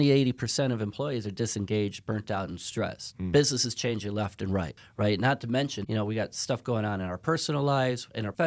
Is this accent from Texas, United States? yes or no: no; Chicago, Illinois, United States; I'm from Chicago.